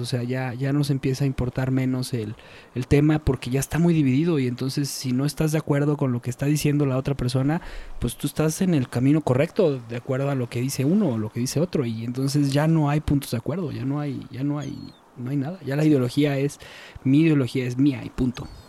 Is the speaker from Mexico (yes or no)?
yes; Mexico; somos mexicanos